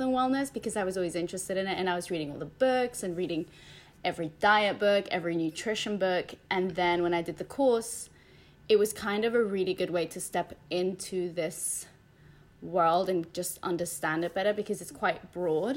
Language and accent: English; Spain; moved away; I grew up in Spain.